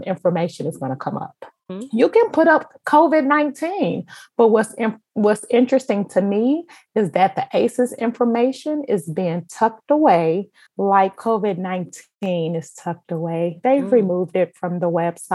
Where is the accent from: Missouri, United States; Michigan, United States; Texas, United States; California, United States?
Missouri, United States; Kansas City; now in Chicago, United States; I was born and raised in Kansas City